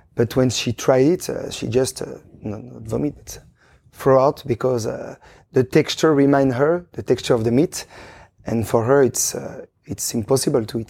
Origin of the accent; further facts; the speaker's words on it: Chambéry, Auvergne-Rhône-Alpes, France; English is a second language; moved away as an adult; also born or lived in Luxembourg / Belgium; now in Switzerland; I was born in Chambéry, in Savoie